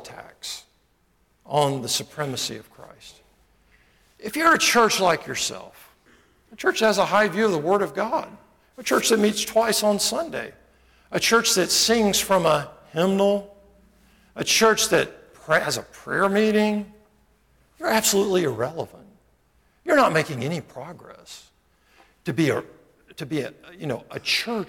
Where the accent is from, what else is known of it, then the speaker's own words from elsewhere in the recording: United States; also born or lived in Montgomery; I love being American. You know, I'm so glad I live here.